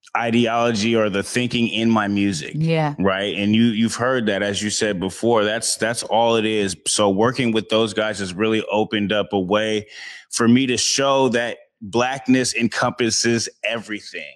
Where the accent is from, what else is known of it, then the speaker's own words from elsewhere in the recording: Seattle, Washington, United States; I've been out here for my whole life, born and raised in Seattle